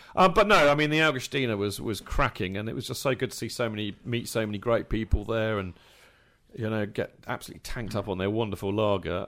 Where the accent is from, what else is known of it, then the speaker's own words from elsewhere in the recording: England, United Kingdom; as an Englishman